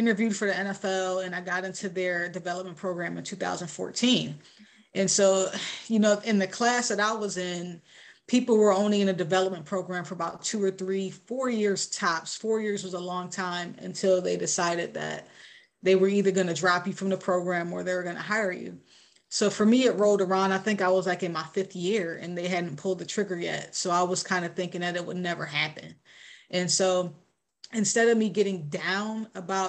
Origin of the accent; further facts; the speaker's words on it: Rochester, New York, United States; moved away; I grew up in Rochester, like pretty much like the inner city